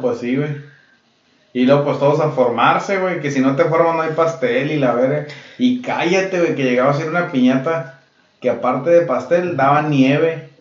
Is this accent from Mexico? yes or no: yes; Mexico; now in United States; las piñatas de cuando crecimos, güey, en México